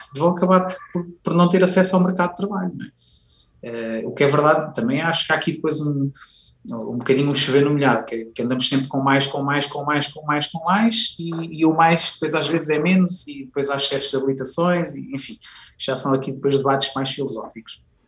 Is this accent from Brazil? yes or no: no; Viseu, Centro, Portugal; na altura vivia em, em Viseu, que é a minha cidade natal